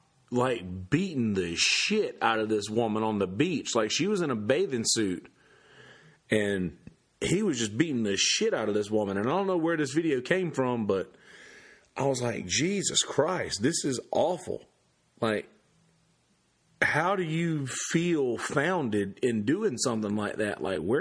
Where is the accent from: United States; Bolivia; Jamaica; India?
United States; I'm an American